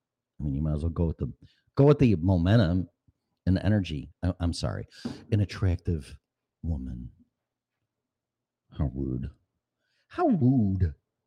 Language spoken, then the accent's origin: English; Chicago, Illinois, United States; accent: Chicago; also born or lived in Colorado; I have my Chicago accent and then my Colorado in the mountains.